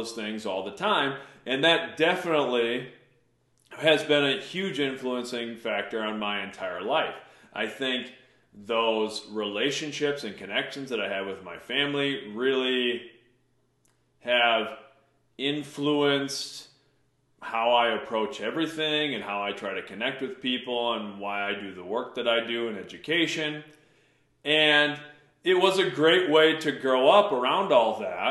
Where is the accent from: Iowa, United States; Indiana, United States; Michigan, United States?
Iowa, United States; Mason City; from birth to 11 years old, I grew up on the North End of Mason City